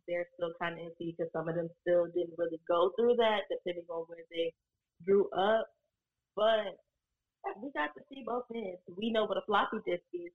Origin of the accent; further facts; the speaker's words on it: Richmond, Virginia, United States; I'm from Virginia, Richmond to be exact, you know, the capital of the South, all that crazy stuff. I went to the public school system there